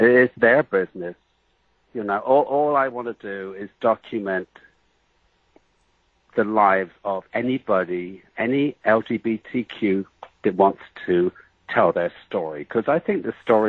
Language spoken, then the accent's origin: English; England, United Kingdom; I'm a little bit exotic because I came from England